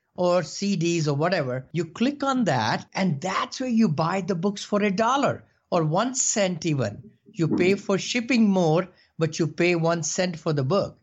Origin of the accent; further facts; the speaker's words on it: India; moved away as an adult; now in United States; I came from India about four years back, uh, you know, with seven dollars in the pocket, like everybody did, you know, immigrants